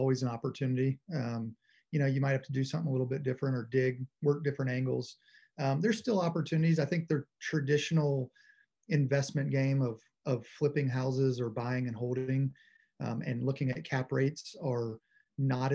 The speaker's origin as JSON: {"language": "English", "region": "Louisiana", "country": "United States", "tie": "born or raised there", "moved": "as an adult", "lives_now": "Nashville, United States", "said": "I'm originally from Nashville. I didn't grow up here. I lived here until I was 10. Moved to Louisiana"}